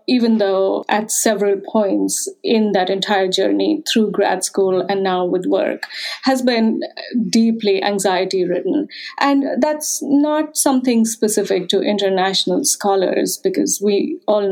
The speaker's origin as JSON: {"language": "English", "region": "Uttarakhand", "country": "India", "moved": "as an adult", "lives_now": "United States", "said": "I'm from the northern Himalayan state of Uttarakhand"}